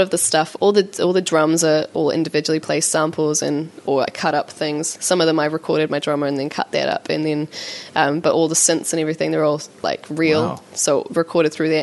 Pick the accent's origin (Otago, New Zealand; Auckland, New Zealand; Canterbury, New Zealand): Auckland, New Zealand; I am from West Auckland